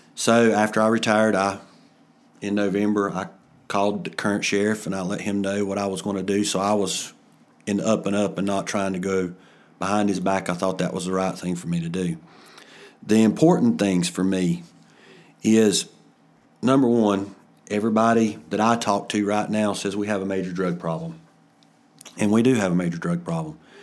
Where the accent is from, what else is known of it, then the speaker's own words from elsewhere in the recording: Ellendale, North Carolina, United States; also born or lived in Bethlehem, North Carolina; I'm from Ellendale. I have, um, pretty much grown up my whole life either in Ellendale or Bethlehem.